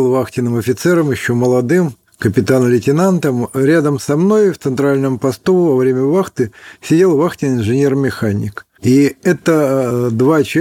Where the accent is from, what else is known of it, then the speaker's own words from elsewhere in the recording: Polyarny, Murmansk Oblast, Russia; born there; Дело в том, что я родился в Полярном, как его тогда называли наши враги, э, осинное гнездо советских подводников.